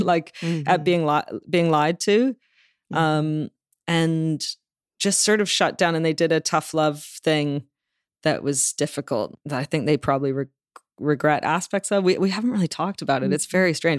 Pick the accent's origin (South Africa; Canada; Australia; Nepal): Canada; Toronto, Ontario; moved away as an adult; also born or lived in London, United Kingdom; now in Los Angeles, United States; I grew up in Toronto